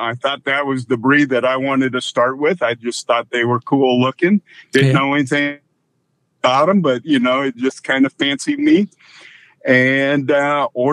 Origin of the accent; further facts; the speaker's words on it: near Waterloo, Iowa, United States; also born or lived in California; I grew up just outside of Waterloo, Iowa, about 20 minutes from Waterloo.